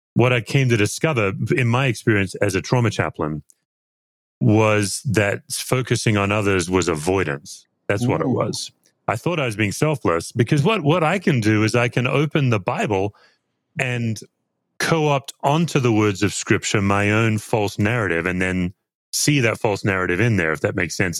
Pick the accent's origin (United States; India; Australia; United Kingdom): Australia; accent: Aussie; my Aussie accent